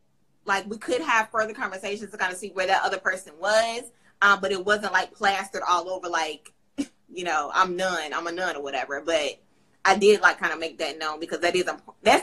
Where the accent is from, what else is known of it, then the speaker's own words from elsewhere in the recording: Raleigh, North Carolina, United States; So I'm from Raleigh